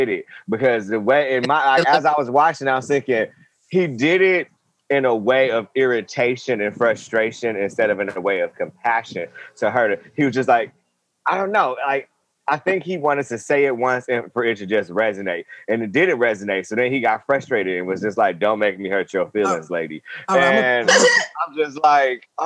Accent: Wisconsin, United States; now in Hawaii, United States; I grew up in Wisconsin

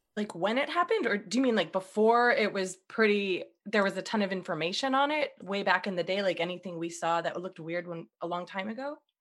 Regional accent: Boston, Massachusetts, United States; I'm from Boston. So I was actually in Boston

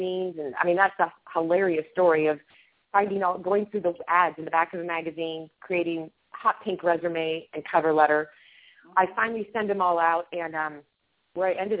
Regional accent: Kansas, United States; also born or lived in Pennsylvania; I'm from Kansas.

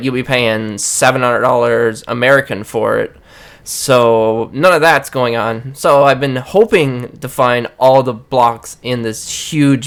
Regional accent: Newfoundland and Labrador, Canada; I'm from Newfoundland

